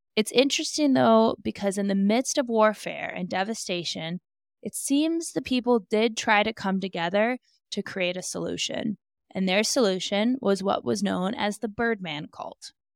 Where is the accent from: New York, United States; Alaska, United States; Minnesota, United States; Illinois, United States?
Alaska, United States; I have gone fishing many a time growing up in Alaska